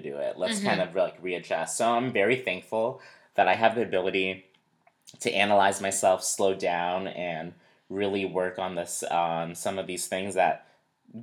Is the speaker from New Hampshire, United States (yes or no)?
yes; New Hampshire, United States; I grew up in New Hampshire, very white, predominantly white community